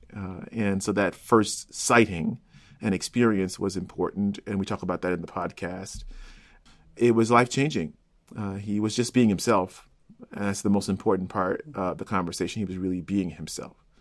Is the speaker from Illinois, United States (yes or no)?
yes; Chicago, Illinois, United States; moved away as an adult; also born or lived in Cincinnati; I'm from Chicago and went to UC